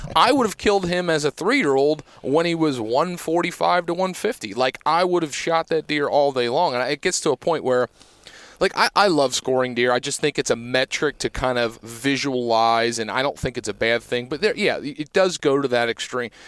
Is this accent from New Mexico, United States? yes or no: no; Pennsylvania, United States; growing up in Pennsylvania